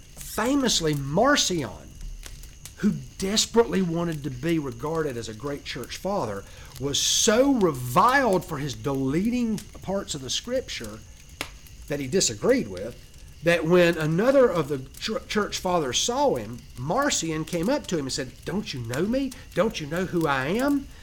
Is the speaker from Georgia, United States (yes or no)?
yes; Georgia, United States; I'm from Georgia, so I'm a Georgian